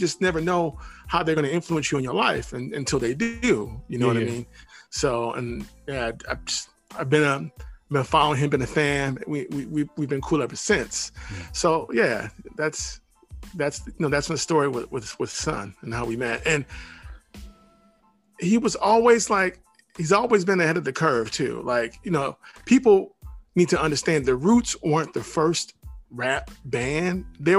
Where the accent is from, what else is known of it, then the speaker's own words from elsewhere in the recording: Michigan, United States; we're both from Michigan.